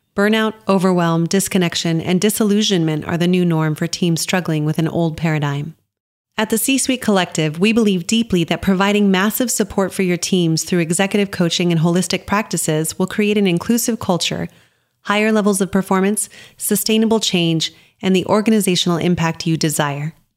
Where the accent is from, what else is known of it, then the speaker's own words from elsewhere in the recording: Las Cruces, New Mexico, United States; I grew up in Las Cruces, New Mexico